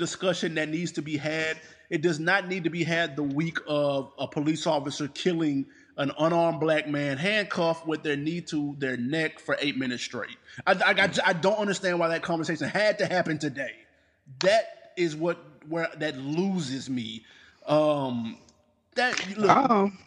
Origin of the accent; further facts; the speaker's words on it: Nashville, Tennessee, United States; now in Atlanta, United States; we come from Nashville